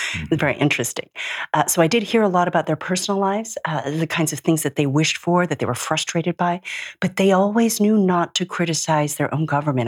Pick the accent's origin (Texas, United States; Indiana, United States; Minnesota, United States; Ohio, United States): Minnesota, United States; Minneapolis; moved away; I was born and raised in Minneapolis, but my South Korean grandfather was a journalist in South Korea